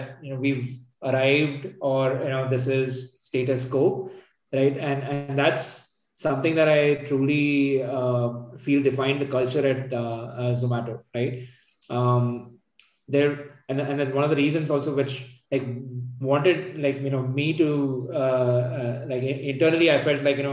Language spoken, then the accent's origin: English; Bangalore, Karnataka, India; moved away as an adult; also born or lived in Gurgaon; So my my hometown and my folks are at Bangalore.